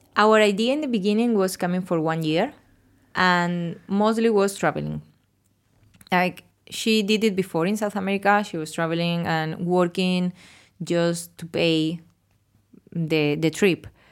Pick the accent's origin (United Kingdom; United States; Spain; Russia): Spain; English is a second language; moved away as an adult; now in Australia; I'm from Spain and I'm thirty-four years old